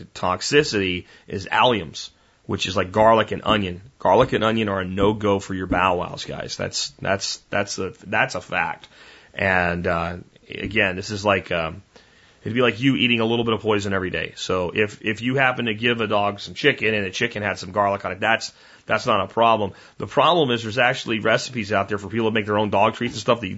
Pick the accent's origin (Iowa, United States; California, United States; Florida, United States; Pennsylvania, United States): Pennsylvania, United States; the street that I grew up in Pennsylvania had grapevines